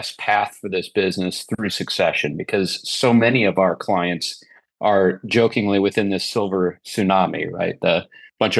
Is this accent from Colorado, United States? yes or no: no; Nebraska, United States; moved away as an adult; also born or lived in Sioux Falls, South Dakota; I was born in Sioux Falls, South Dakota, grew up in a small town in Nebraska, moved my way across the country